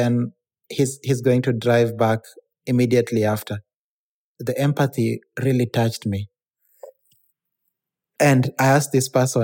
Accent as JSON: {"language": "English", "country": "Kenya", "moved": "yes", "lives_now": "Manila, Philippines", "said": "I'm Kenyan"}